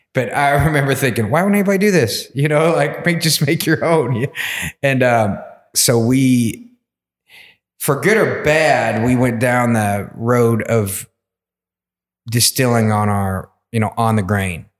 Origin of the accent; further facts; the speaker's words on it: Versailles, Kentucky, United States; also born or lived in Atlanta; I grew up in Versailles in Woodford County